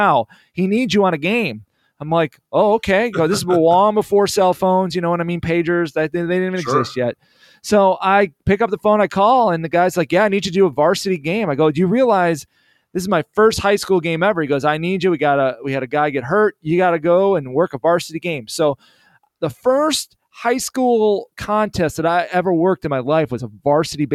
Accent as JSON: {"language": "English", "region": "Illinois", "country": "United States", "said": "I'm from Illinois"}